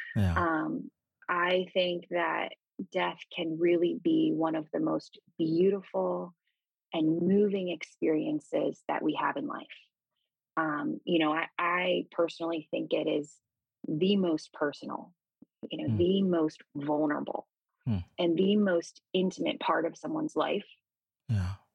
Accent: Gaithersburg/Rockville area, Maryland, United States; I grew up in Maryland, uh, in a suburb right outside of Washington D.C., sort of the Gaithersburg, Rockville area

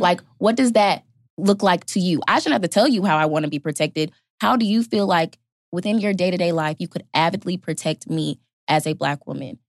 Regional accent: Fayetteville, North Carolina, United States; I'm a rising senior sociology anthropology major from Fayetteville, North Carolina

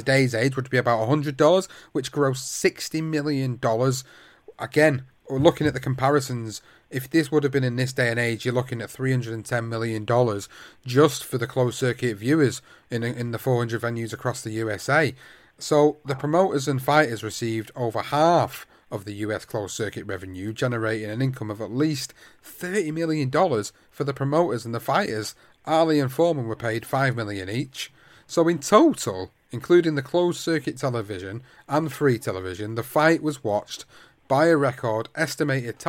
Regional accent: United Kingdom; British fight fans

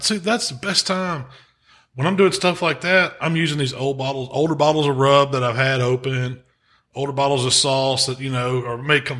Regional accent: Mississippi, United States; But we're from Mississippi, so we can call them.

